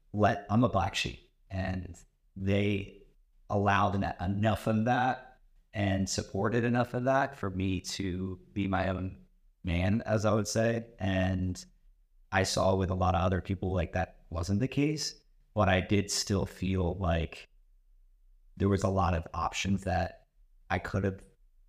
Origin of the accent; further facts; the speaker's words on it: Burlington, New Jersey, United States; also born or lived in Philadelphia; I grew up in Burlington, New Jersey. I went to Rutgers University, got my engineering degree